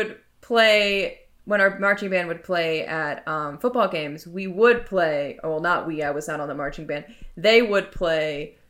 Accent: Alabama, United States; I ended up lived in Alabama from basically the time I was, I guess, 12 up until I graduated and then went to the University of Alabama.

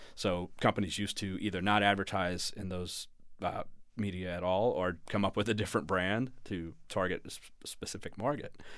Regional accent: Louisiana, United States; moved away as an adult; also born or lived in New York; I'm from Louisiana. I'm a Saints fan

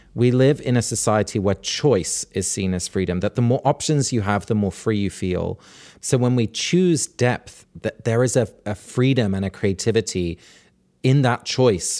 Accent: England, United Kingdom; growing up in England in this rural part of the country

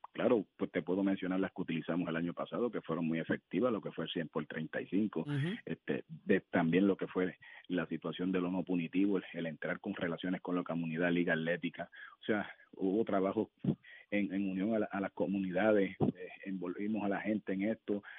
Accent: Puerto Rico; como puertorriqueño

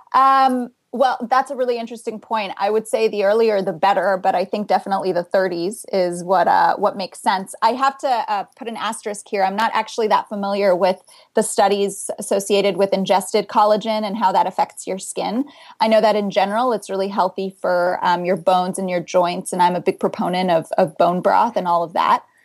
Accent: South Florida, United States; now in Boston, United States; I come from South Florida. That's where I grew up.

